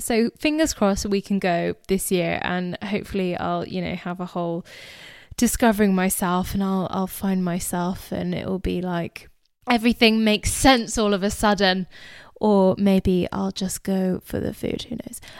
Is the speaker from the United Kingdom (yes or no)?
yes; England, United Kingdom; I was born and raised in England, but I am of Indian heritage